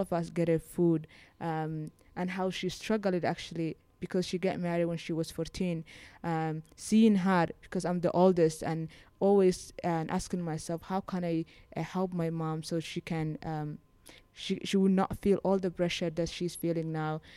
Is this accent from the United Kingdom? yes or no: no; Somaliland, Somalia; moved away as an adult; now in Beirut, Lebanon; I was born in Somaliland and I grew up there and my, my family still lives there